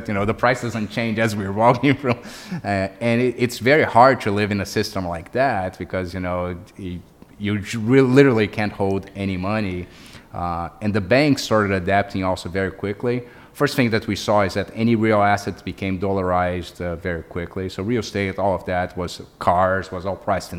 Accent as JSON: {"language": "English", "country": "Brazil", "tie": "born or raised there", "second_language": "English", "moved": "as an adult", "lives_now": "United States", "said": "I'm Brazilian, as I said. I grew up in Brazil, and then I came to the U.S."}